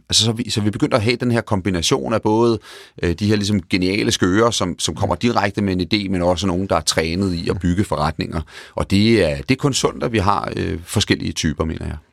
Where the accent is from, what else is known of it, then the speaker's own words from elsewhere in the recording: Denmark; moved away as an adult; also born or lived in England; Både Tina og jeg er danskere og voksede op i Danmark